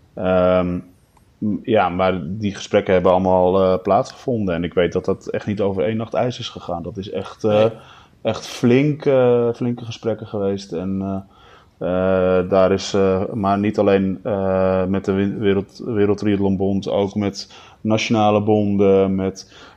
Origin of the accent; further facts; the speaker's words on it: Almere, Flevoland, Netherlands; Ik woonde in Almere Haven in die tijd. Dus ja, daar ben je mee opgegroeid